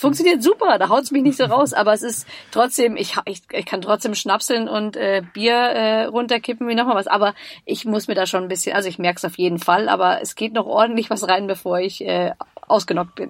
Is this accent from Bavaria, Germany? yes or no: yes; Munich, Bavaria, Germany; als Münchnerin, ich bin in München geboren